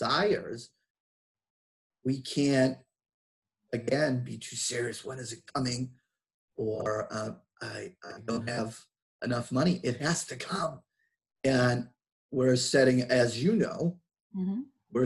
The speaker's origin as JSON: {"language": "English", "town": "Boston", "region": "Massachusetts", "country": "United States", "accent": "Boston", "said": "my Boston accent"}